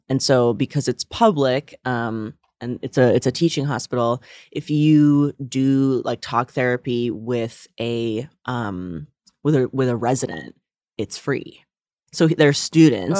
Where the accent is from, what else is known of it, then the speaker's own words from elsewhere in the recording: northern New Jersey, United States; now in New York, United States; I'm from northern New Jersey, but, like, very close by here